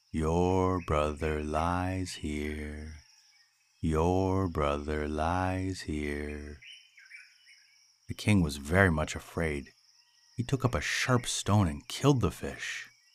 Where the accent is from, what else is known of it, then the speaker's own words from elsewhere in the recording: United States; as an American